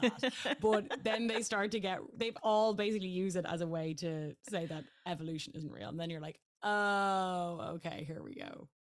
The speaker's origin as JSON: {"language": "English", "country": "Ireland", "said": "I am Irish"}